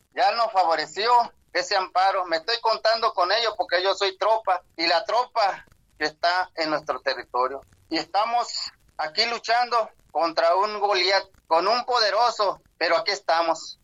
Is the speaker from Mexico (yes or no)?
yes; southern Sonora, Mexico; first language Yaqui; Spanish is a second language; Allá en Sonora, al sur de Sonora. Allí hemos nacido, allí han nacido nuestros abuelos